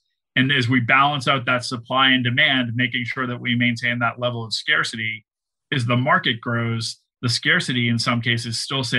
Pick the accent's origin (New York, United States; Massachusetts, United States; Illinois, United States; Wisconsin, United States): Massachusetts, United States; Boston; You know, I'm from Boston, so I'm going to use Tom Brady as an example.